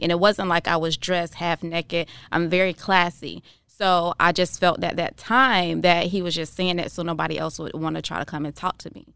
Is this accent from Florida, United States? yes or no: yes; Jacksonville, Florida, United States; now in Tampa, United States; I'm from Jacksonville, Florida originally, and I moved here to Tampa